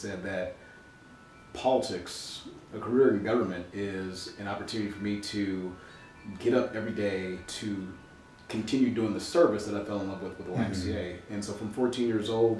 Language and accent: English; Milwaukee, Wisconsin, United States; I was born and raised here. We moved around a lot